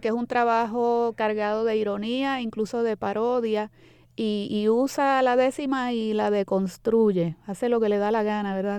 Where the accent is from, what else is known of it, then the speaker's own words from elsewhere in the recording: Puerto Rico; somos los puertorriqueños